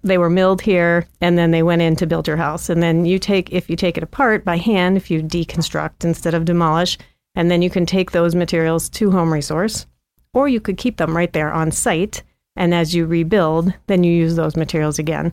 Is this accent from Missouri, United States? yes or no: yes; St. Louis, Missouri, United States; moved away as an adult; also born or lived in Princeton, New Jersey; now in Missoula, United States; I grew up mostly in Saint Louis